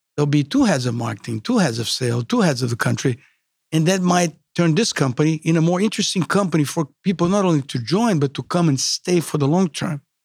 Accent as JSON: {"language": "English", "country": "Brazil", "second_language": "English", "moved": "as an adult", "said": "myself from Brazil"}